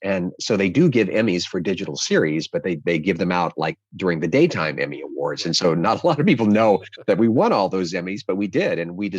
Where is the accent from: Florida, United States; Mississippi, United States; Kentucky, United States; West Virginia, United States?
Kentucky, United States; Louisa; also born or lived in New York; now in Los Angeles, United States; I'm originally from Louisa, Kentucky. I currently live in Los Angeles and in New York. I split my time.